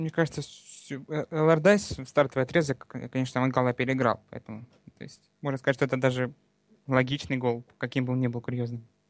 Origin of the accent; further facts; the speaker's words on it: Donbas, Luhansk Oblast, Ukraine; now in Krasnodar Krai, Russia; с Донбасса, с Луганской области. Сейчас вот э, некоторое время уже живу в Краснодарском крае.